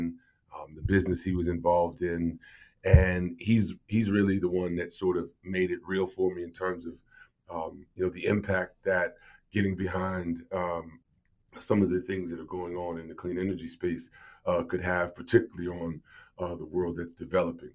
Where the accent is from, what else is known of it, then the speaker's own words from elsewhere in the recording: United States; I'm from the States